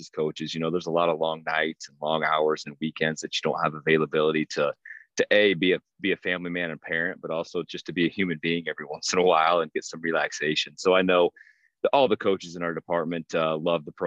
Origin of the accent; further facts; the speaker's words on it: Prairie City, Iowa, United States; now in Lamoni, United States; I grew up in a coach's house. My father is going in. I think it's going to be year number 43 next year at Prairie City Monroe PCM High School